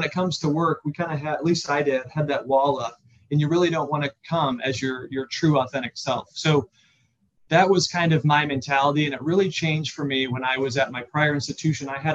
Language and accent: English; Central Illinois, United States; also born or lived in Chicago; I grew up in Central Illinois